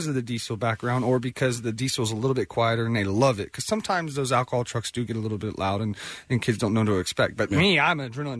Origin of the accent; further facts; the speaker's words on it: Houston, Texas, United States; I grew up in Houston, Texas